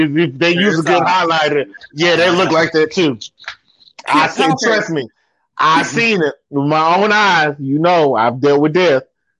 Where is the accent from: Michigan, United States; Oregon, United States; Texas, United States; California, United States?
Texas, United States; Killeen; I was raised in Killeen.